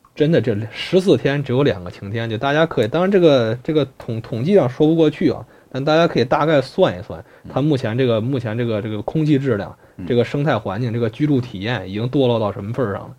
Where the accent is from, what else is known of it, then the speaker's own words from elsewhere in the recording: Zhengzhou, Henan, China; also born or lived in Nanyang; now in Beijing, China; 一个是我从小生长的地方郑州